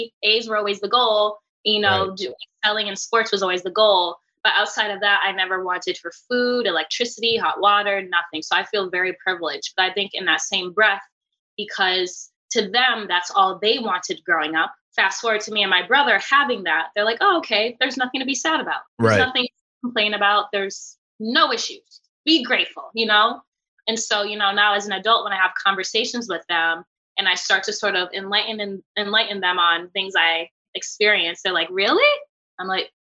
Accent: Southington, Connecticut, United States; also born or lived in Baltimore, Maryland; I was raised in Southington, which is a very wealthy middle-class town

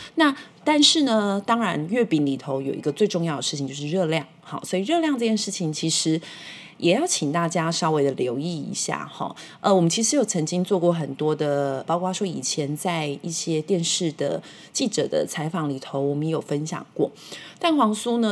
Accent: Taiwan; 我们中秋节在台湾是有一个这样烤肉的一个习惯

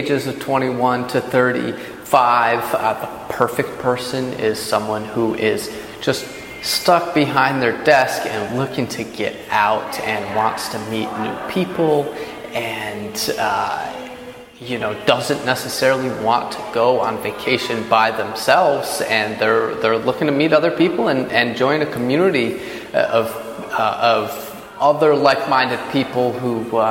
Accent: Poughkeepsie, New York, United States; I'm from Poughkeepsie, New York. Always grew up doing outdoor stuff

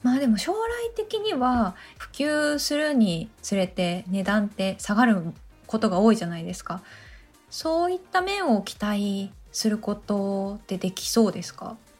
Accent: Oita, Japan; 私あの出身が大分県なんですよ

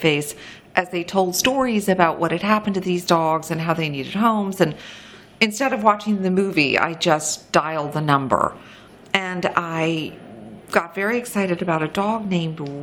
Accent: New York City, New York, United States; I grew up in New York City

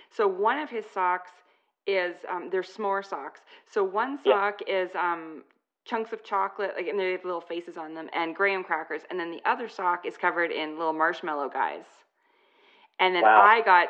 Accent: New York, United States; Yeah, just give me a slice. We're from New York here.

